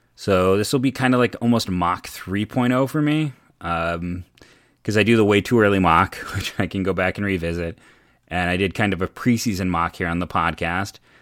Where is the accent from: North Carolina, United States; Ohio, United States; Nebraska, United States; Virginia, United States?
Ohio, United States; Akron; I was born and raised in Akron, uh, Northeast Ohio kid